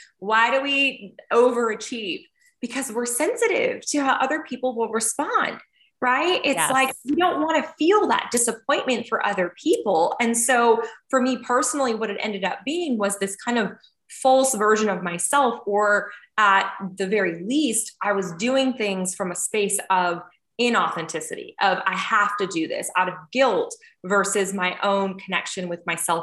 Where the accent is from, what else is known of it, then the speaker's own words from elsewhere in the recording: North Dakota, United States; now in Atlanta, United States; I live in Atlanta, Georgia, and I'm originally from North Dakota, a very small town